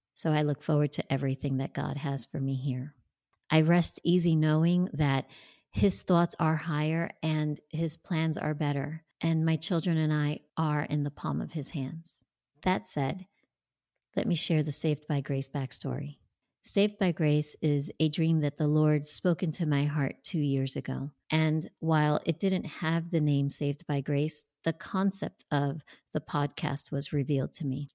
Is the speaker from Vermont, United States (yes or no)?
no; New Jersey, United States; born or raised there; moved away as an adult; now in Tampa, United States